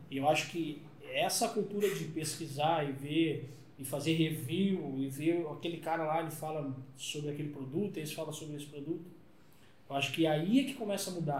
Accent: Rio Grande do Sul, Brazil; eu sou gaúcho, vem de Porto Alegre

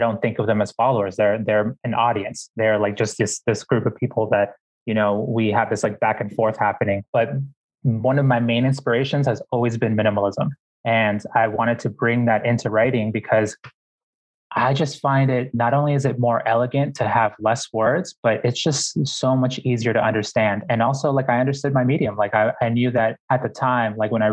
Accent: Boston, Massachusetts, United States; when I was growing up in Boston

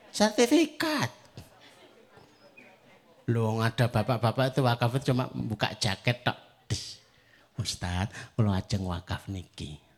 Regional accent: Java, Indonesia; Ya rawahu wong Jawa, ya wes. Nah, saya orang Jawa melu cocok.

